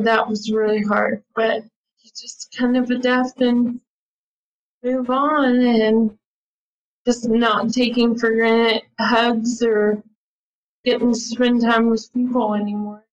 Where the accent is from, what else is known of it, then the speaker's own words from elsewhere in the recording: Hico, Texas, United States; moving back to my hometown of Hyco